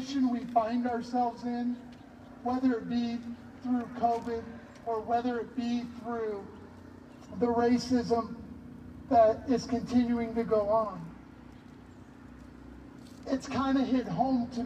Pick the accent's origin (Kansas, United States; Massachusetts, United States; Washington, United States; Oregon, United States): Oregon, United States; Hillsboro; also born or lived in Nampa, Idaho; I'm from Hillsboro, Oregon